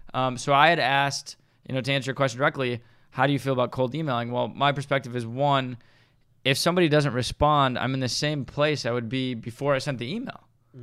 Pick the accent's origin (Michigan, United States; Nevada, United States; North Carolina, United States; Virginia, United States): Michigan, United States; Detroit; when I grew up in Detroit area